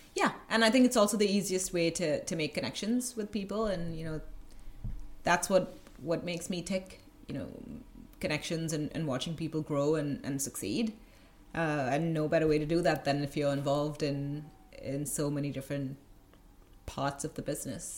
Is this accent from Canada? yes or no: no; Goa, India; moved away as an adult; also born or lived in Mumbai, India; I grew up in a in a kind of one of the smallest uh, states in India